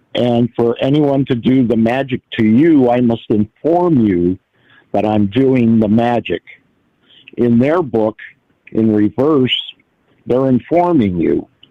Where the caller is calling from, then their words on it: Detroit, Michigan, United States; I'm calling out of Detroit.